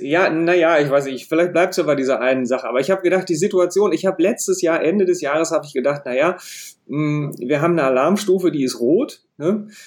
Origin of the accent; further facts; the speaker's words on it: North Rhine-Westphalia, Germany; als Ostwestfale